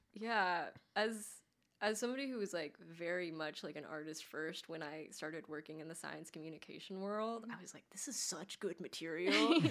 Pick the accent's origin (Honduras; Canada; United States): United States; Los Angeles, California; now in Nashville, United States; I grew up in Los Angeles